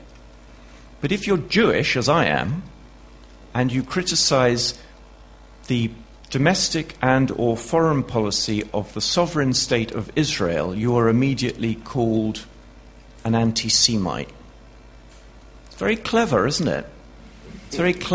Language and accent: English; United Kingdom; I'm a Brit